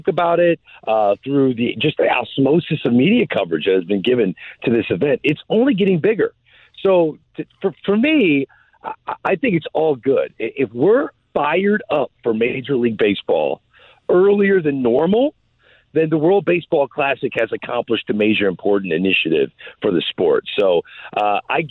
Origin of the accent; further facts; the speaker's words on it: St. Louis, Missouri, United States; I am from St. Louis